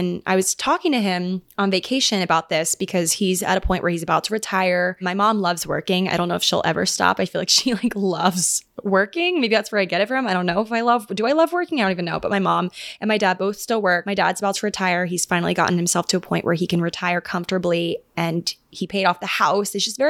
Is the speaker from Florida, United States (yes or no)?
no; Annapolis, Maryland, United States; born there; they were living together in this couple's upstairs room in downtown Annapolis, where I was born in Maryland.